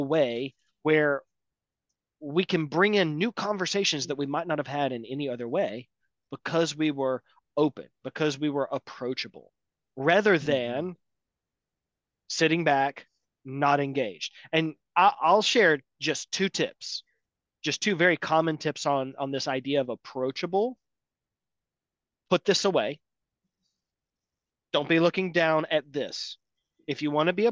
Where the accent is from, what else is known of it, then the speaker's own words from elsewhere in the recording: Atlanta, Georgia, United States; I'm from Atlanta